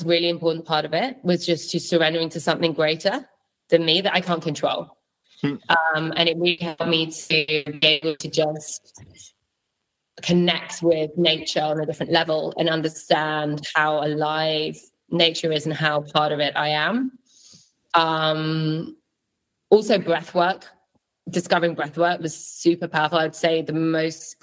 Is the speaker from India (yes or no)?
no; London, United Kingdom; moved away as an adult; also born or lived in Berlin; I grew up in London